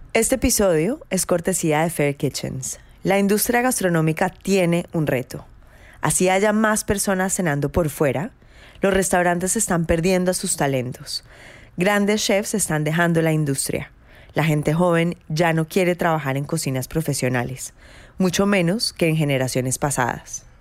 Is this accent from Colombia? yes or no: yes; Colombia; nosotros somos colombianos